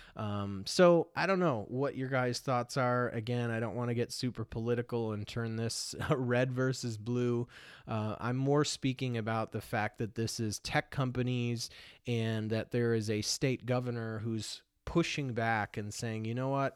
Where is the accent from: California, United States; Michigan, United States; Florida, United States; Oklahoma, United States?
Michigan, United States; now in Oregon, United States; I live in Oregon now. I grew up in Michigan